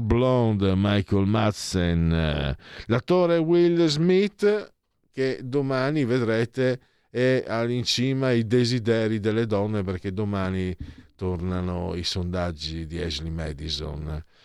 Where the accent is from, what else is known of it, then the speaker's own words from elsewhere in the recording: Friuli-Venezia Giulia, Italy; Vengo su dalle mie parti, sono di origine frulana